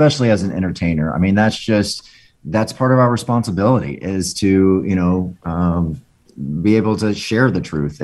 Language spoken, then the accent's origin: English; Orlando, Florida, United States; living in Orlando, you know, as a closeted teen